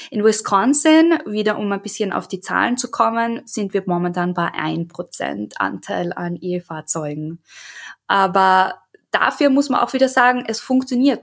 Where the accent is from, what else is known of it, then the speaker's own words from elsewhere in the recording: Austria; moved away as an adult; now in United States; ich bin ja ursprünglich aus Österreich und lebe jetzt seit drei Jahren in Amerika